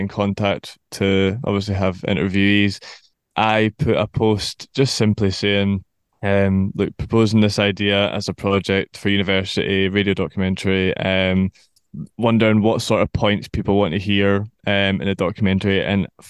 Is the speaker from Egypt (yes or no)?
no; Scotland, United Kingdom; moved away as an adult; now in Sunderland, United Kingdom; growing up in Scotland till I was 21